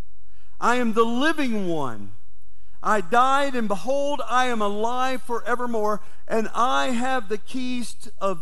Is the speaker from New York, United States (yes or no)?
no; Valdosta, Georgia, United States; I woke up in my hometown, Valdosta, Georgia